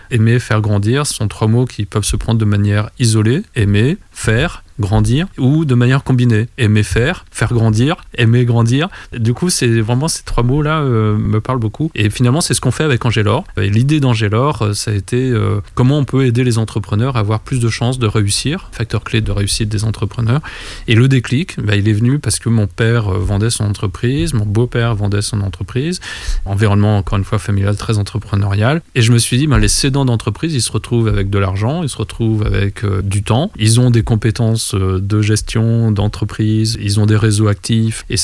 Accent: Vietnam; born there; mais moi en fait je suis né au Vietnam, j'ai été adopté par euh, cette famille française.

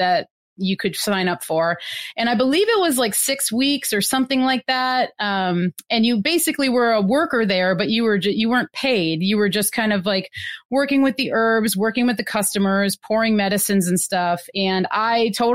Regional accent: Wisconsin, United States; moved away as an adult; now in Pacific Northwest, United States; I'm originally from Wisconsin and been living out in the Pacific Northwest now for like 13 years

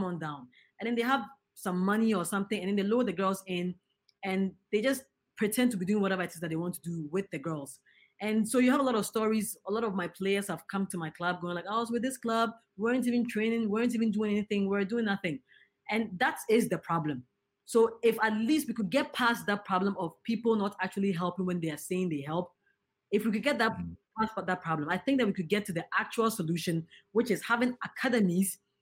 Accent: Ghana; I'm a Ghanaian

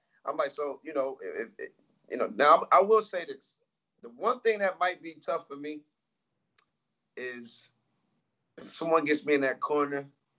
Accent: Atlanta, Georgia, United States; I'm from Atlanta.

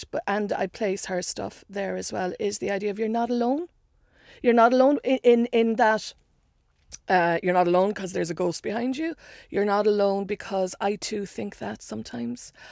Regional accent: Ireland; I, I you know being Irish and being. I think it's becoming clearer that we you know, I made a joke about how we, we, know our history too much. But also, there's stuff we don't know and we won't look at. And in Ireland, so much is beginning to get uncovered.

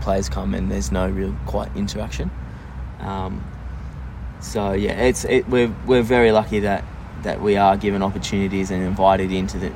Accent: Sydney, New South Wales, Australia; moved away as an adult; now in Perth, Australia; growing up in Sydney

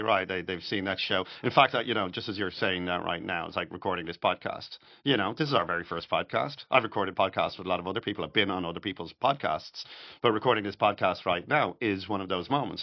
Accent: Dublin, Leinster, Ireland; moved away as an adult; also born or lived in New York; now in Florida, United States; I'm Irish, I'm from Dublin

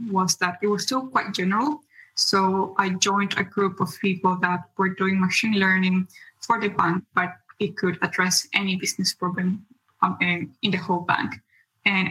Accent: Bolivia; moved away as an adult; also born or lived in Germany; I'm originally from Bolivia in South America, but I had opportunity to study in Germany

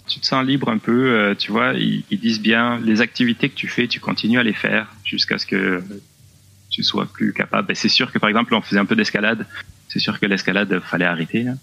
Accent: south-west France, France; moved away as an adult; also born or lived in Laurentides, Quebec, Canada; now in Quebec, Canada; Je viens du Sud-Ouest

